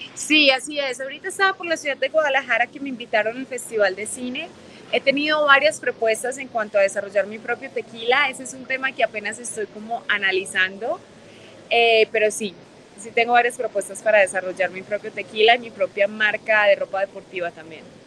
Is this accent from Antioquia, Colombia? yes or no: yes; Medellín, Antioquia, Colombia; moved away as an adult; also born or lived in Mexico City, Mexico; now in Los Angeles, United States; Nací en México y crecí en Medellín, Colombia y vivo en Los Ángeles